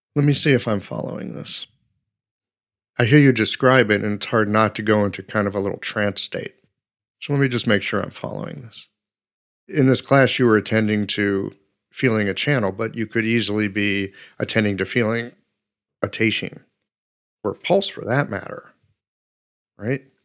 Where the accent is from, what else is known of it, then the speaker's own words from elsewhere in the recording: United States; being an American